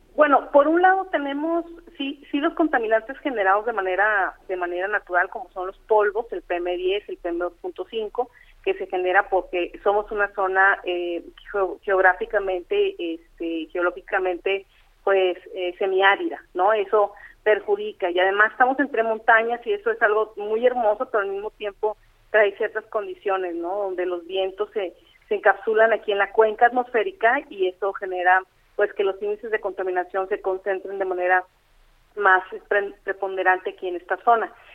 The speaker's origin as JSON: {"language": "Spanish", "country": "Mexico", "said": "quienes perdemos somos los mexicanos"}